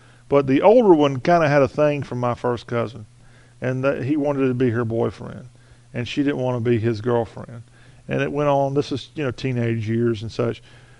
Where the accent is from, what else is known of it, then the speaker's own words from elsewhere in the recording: Lexington, South Carolina, United States; I am from Lexington, which is 10, 15 miles west of Columbia.